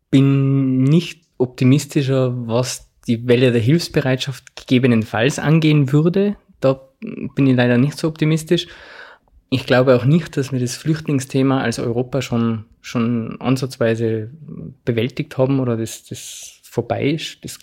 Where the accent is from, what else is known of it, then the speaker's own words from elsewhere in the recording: Zams, Tyrol, Austria; in den 50er Jahren ist ein Arzt aus meinem Heimatort nach Ifakara gekommen